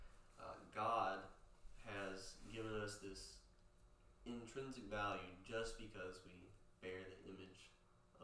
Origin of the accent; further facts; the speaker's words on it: Poplarville, Mississippi, United States; growing up in Poplarville, small town